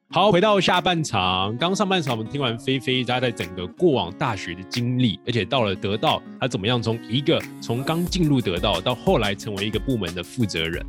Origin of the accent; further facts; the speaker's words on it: Taiwan; accent: Taiwanese; 我们台湾口音